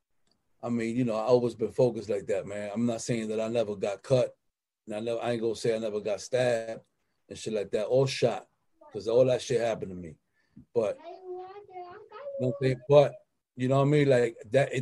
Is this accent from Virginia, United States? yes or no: no; New York City, New York, United States; I come from the slums. I'm from the Bronx, Cypress, 141st Street. You know what I'm saying? South Bronx